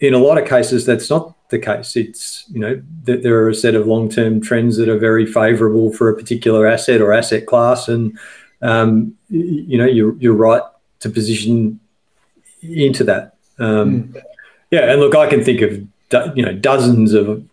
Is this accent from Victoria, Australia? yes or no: yes; Victoria, Australia; I grew up in Victoria, and as a kid in the late 70s and early 80s, if you went to coastal towns in Victoria